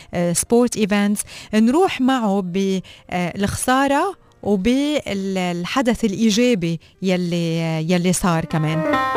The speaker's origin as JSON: {"language": "Arabic", "country": "Lebanon", "said": "وانا لبنانيه"}